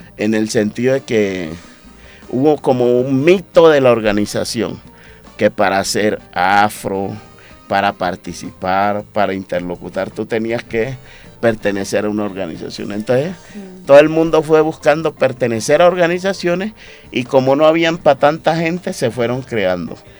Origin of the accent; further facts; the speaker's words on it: Atrato, Chocó, Colombia; also born or lived in Antioquia; Chocuano atrateño, ¿sí? criado ahí entre el atrato medio antioqueño y chocuana y antioqueño y chocuano